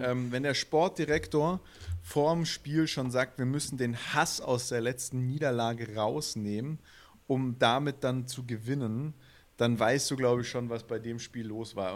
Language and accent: German; Swabia, Germany; accent: Swabian; als Schwabe würde ich einfach Straubing Spiders sagen, ja. Weil ein SP und ein ST ist im Schwäbischen immer ein Sch